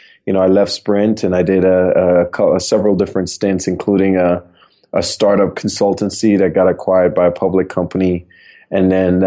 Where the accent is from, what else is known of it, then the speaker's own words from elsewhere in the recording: Trinidad & Tobago; moved away as an adult; now in United States; I'm originally from Trinidad and Tobago. I came out to the U.S. on a basketball scholarship back in 1996